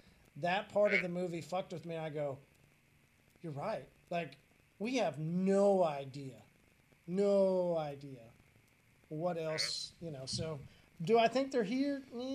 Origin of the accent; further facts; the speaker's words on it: Midwest, United States; hey, listen, man, we're from the Midwest